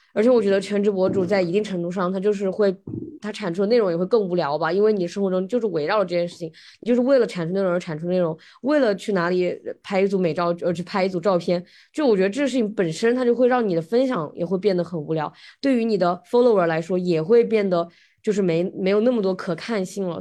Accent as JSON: {"language": "Chinese", "country": "China", "moved": "yes", "lives_now": "United States", "said": "我们中国人"}